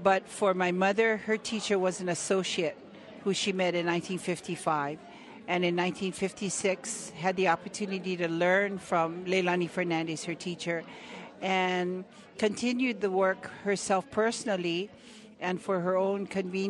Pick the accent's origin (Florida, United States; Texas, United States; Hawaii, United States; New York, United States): Hawaii, United States; Oahu, Hawaiian Islands, United States; I'm from Hawaiian Islands, and specifically from Oahu